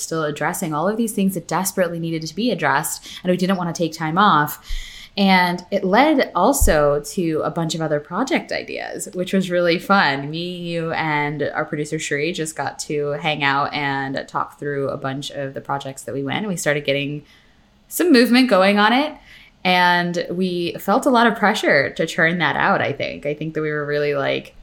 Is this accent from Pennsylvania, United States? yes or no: yes; Pennsylvania, United States; I'm from Pennsylvania